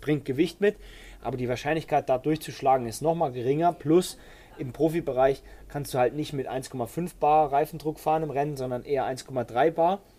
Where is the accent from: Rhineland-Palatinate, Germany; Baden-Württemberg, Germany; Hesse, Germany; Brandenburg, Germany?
Baden-Württemberg, Germany; Bei uns in Baden-Württemberg